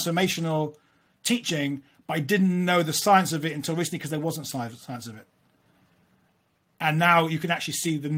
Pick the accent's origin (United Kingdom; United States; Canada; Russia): United Kingdom; London; I grew up in London